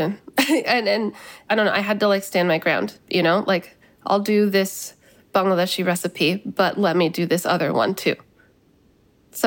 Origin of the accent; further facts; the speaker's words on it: United States; also born or lived in California; now in New York, United States; growing up in this country